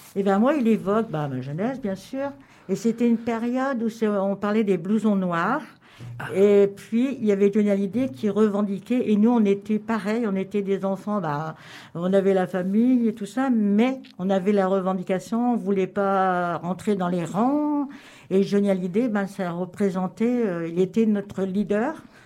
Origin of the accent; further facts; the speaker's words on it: Cambrai, Hauts-de-France, France; now in Lorient, France; je suis j'étais de Cambrai